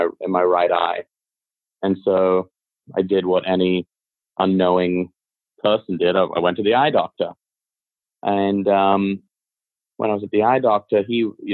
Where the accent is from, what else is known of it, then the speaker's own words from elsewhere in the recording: Beverly Hills, California, United States; growing up in Hollywood and like, I mean, well, really in like Beverly Hills